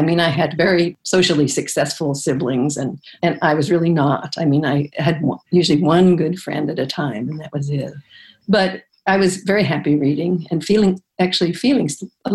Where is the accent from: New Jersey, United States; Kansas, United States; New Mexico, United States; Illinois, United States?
Illinois, United States; Chicago; I grew up in Chicago, basically, in the south side of Chicago